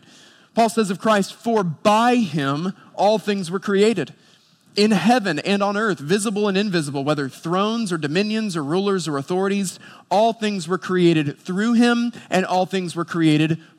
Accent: Boone, North Carolina, United States; I grew up in Boone, North Carolina

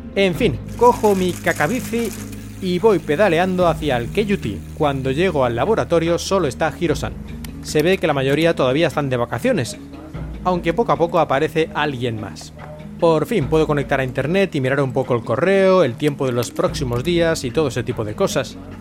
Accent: Spain; moved away as an adult; now in Japan; yo soy de España

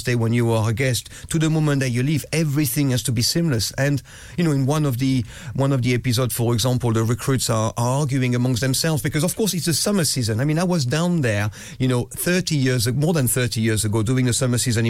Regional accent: France; Growing up in France

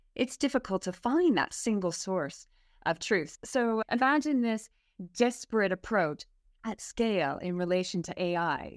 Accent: Canada; accent: Canadian; moved away as an adult; now in United Kingdom; I have a Canadian accent, so I grew up in Canada, moved to the U K twelve years ago

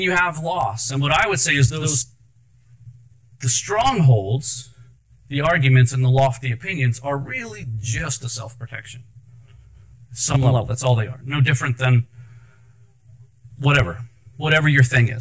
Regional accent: Anne Arundel County, Maryland, United States; also born or lived in Baltimore, Maryland; I was born in Baltimore, grew up in Anne Arundel County.

